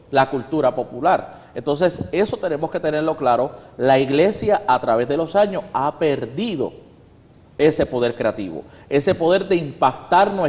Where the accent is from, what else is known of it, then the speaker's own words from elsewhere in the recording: Puerto Rico; si por ejemplo yo como puertorriqueño voy a África, yo no soy africano, yo soy puertorriqueño. Y yo seguiría hablando como puertorriqueño que soy